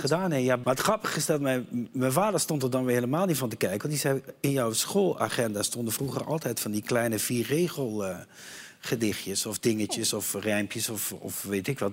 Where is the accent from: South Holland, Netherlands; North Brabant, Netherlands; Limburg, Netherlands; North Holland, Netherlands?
Limburg, Netherlands; Meerssen; also born or lived in Eindhoven; ik kwam uit Eindhoven van het Lord en wij gingen naar, uh, naar Limburg verhuizen en ik kwam op school